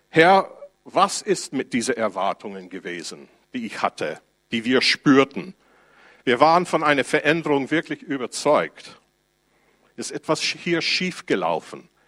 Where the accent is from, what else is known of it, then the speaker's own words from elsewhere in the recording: United States; Ich komme aus den USA und dann darf ich meine Sozialversicherung beziehen